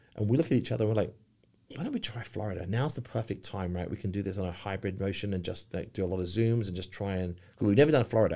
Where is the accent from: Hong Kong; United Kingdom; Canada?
United Kingdom; village near Cambridge, East of England; accent: English; now in Charlotte, United States; I'm from a very, very small little village about twenty-five miles from Cambridge, about fifty, sixty miles from London